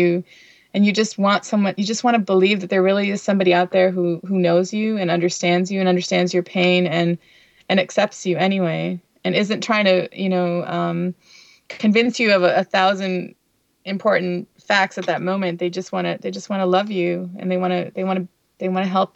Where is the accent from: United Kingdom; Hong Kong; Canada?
Canada; Windsor, Ontario; also born or lived in Chicago / Long Island, New York; now in New York, United States; where I grew up in Windsor, Ontario, was very diverse